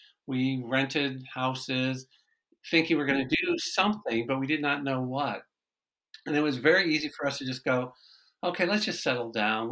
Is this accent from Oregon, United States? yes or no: no; Michigan, United States; I'm originally from Michigan.